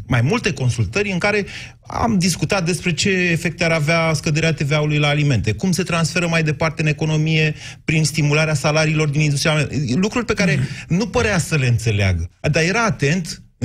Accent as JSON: {"language": "Romanian", "region": "Oltenia", "country": "Romania", "said": "ca Oltean"}